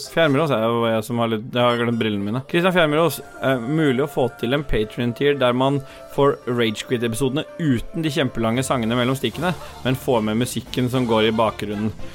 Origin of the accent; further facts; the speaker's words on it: Oslo, Norway; Jeg er fra Lambertseter